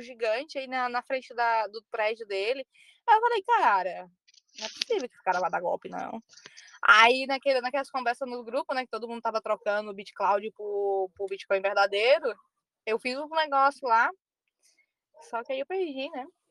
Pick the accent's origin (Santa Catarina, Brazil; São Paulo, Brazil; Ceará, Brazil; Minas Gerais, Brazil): Ceará, Brazil; also born or lived in Goiás; now in Spain; eu me criei no Ceará, mas eu nasci no Goiás.